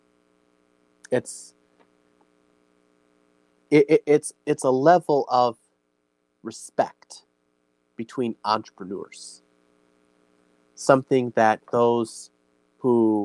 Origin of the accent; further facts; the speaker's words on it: Illinois, United States; I'm born and raised in Illinois.